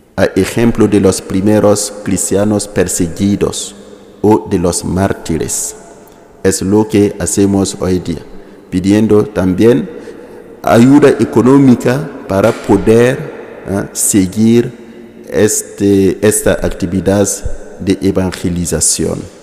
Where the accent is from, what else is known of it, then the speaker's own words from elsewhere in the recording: Ouahigouya, Nord, Burkina Faso; Spanish is a second language; vengo de la diócesis de Wayugia, Wayugia que está en el norte de Burkina, en el norte, al lado de Mali